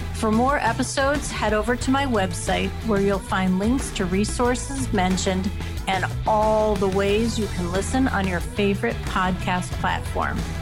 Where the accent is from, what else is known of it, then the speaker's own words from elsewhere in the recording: Northeast Ohio, United States; lake effect snow in my hometown in Northeast Ohio.